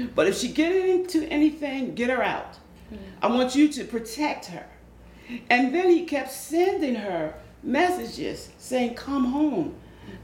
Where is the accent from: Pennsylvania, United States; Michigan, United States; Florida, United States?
Pennsylvania, United States; Philadelphia; I am originally from South Philadelphia, okay. born and raised.